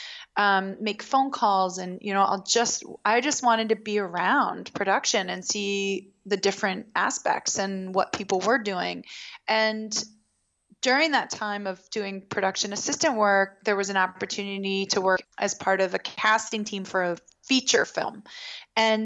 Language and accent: English; Baltimore, Maryland, United States; I grew up in Baltimore